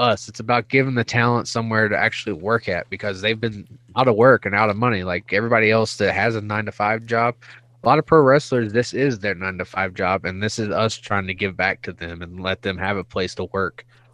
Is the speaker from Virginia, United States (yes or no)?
yes; Pulaski, Virginia, United States; now in Spokane, United States; I grew up in Pulaski, Virginia